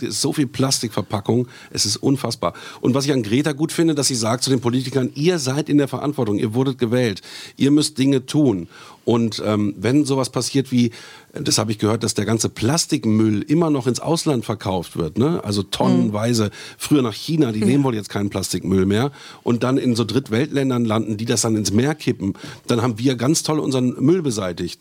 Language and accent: German; Germany; bei uns in Deutschland